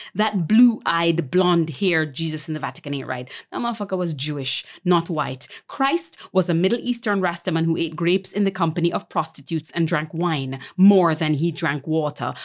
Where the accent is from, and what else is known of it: Jamaica; born or raised there; moved away as an adult; also born or lived in Montego Bay, Jamaica / Kingston, Jamaica / New York, United States